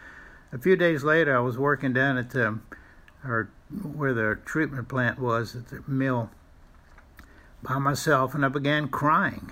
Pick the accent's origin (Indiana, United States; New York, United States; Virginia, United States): Virginia, United States; Tappahannock; I grew up in Tappahannock